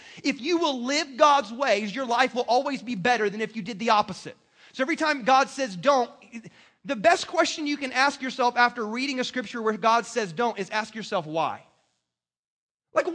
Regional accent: South Carolina, United States; moved away; I'm from South Carolina.

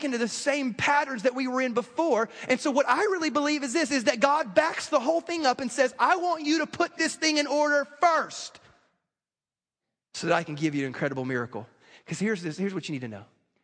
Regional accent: the South, United States; I grew up in the South

